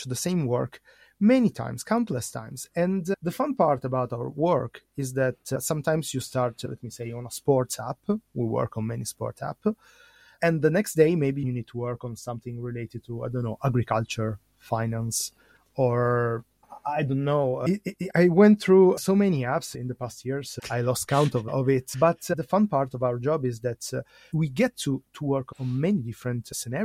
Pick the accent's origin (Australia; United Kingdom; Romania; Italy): Italy; I'm from Italy.